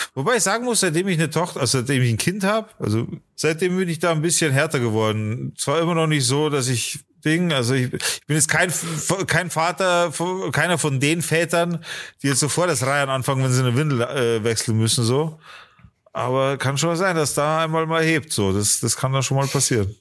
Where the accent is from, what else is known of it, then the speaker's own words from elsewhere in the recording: Germany; bei uns in Deutschland